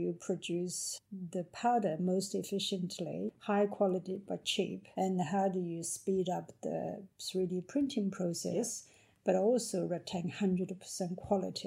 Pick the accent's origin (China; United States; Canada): China; Jiangsu; moved away as an adult; now in Victoria, Australia; I was born in literally in a small village in China, in, mm-hmm, Jiangsu province